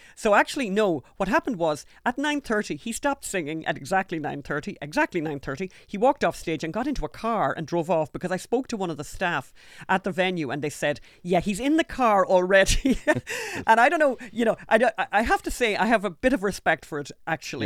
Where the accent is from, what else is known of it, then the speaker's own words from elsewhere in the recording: Ulster, Ireland; I'm from Ulster.